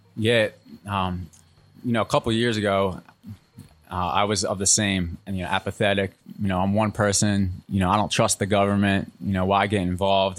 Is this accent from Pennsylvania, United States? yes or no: yes; outside of Philadelphia, Pennsylvania, United States; now in North Carolina, United States; I'm originally from Pennsylvania, outside of Philly